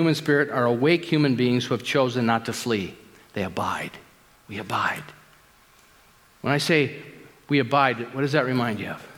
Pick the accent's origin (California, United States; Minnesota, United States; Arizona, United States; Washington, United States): Minnesota, United States; Minneapolis; I grew up in the St. Paul, Minneapolis area